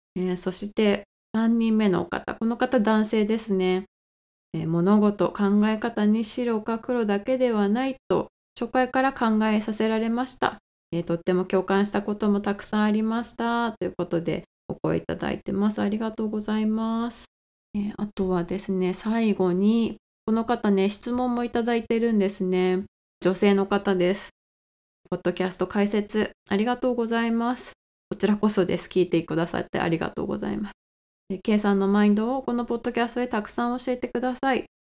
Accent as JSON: {"language": "Japanese", "country": "Japan", "tie": "born or raised there", "moved": "as an adult", "lives_now": "United States", "said": "日本で生まれて日本の文化で育ってます"}